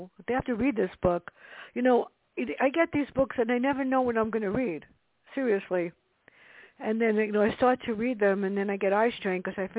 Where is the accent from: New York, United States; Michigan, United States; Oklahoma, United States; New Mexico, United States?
New York, United States; New York City; Well, I grew up in the South Bronx, so that's probably why.